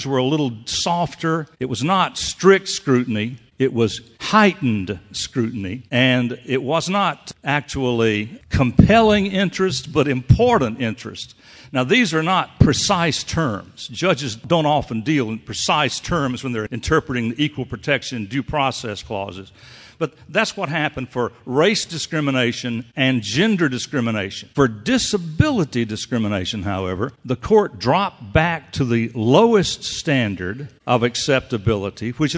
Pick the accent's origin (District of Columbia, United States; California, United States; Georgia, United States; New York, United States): Georgia, United States; my home state of Georgia